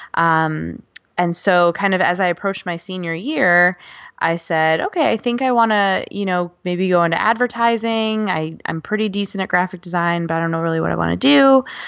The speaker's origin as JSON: {"language": "English", "town": "Buffalo", "region": "New York", "country": "United States", "tie": "born or raised there", "moved": "as an adult", "lives_now": "North Carolina, United States", "said": "I grew up in Buffalo, New York"}